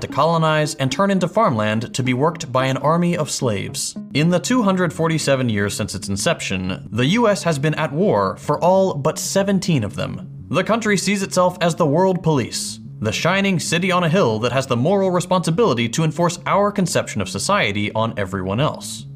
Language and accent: English; Texas, United States; as a Texan, you better believe I love Whataburger.